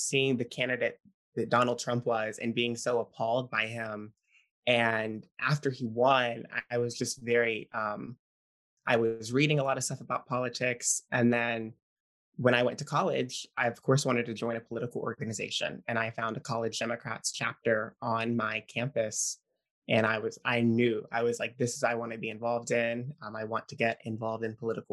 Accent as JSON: {"language": "English", "town": "West Monroe", "region": "Louisiana", "country": "United States", "tie": "born or raised there", "said": "I am from West Monroe, Louisiana, in the northern part of the state, northeast"}